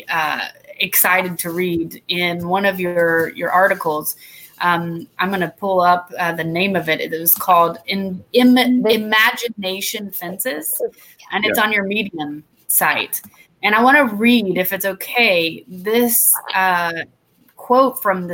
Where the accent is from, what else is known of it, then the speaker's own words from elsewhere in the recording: Georgia, United States; I'm from Georgia. We're in Atlanta